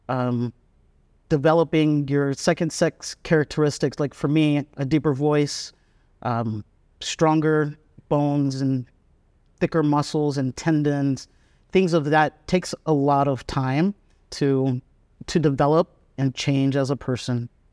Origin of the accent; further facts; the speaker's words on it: United States; moved away as an adult; also born or lived in San Francisco; now in Vietnam; I'm American